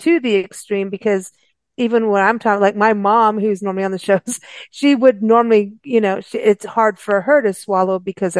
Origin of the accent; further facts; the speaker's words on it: South Africa; also born or lived in Kenya; And I grew up in South Africa and Kenya.